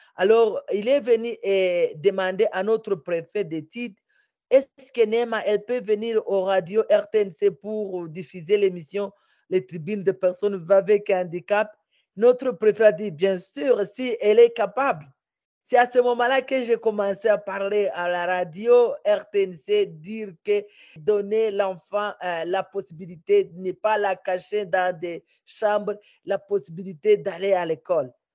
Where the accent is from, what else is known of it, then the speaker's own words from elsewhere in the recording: Bukavu, South Kivu, DR Congo; chez nous à Bukavu